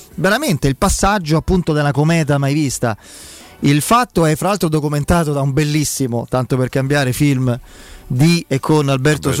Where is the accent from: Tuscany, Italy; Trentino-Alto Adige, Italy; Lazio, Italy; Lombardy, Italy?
Lazio, Italy; Rome; da piccolo abitavo a Gregor- via Gregorio VII, verso Piazza